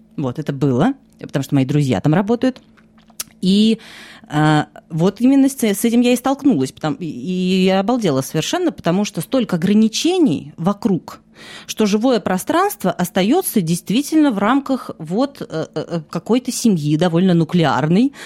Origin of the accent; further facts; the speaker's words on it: Russia; moved away as an adult; now in France; год назад я уехала из России, сейчас я живу во Франции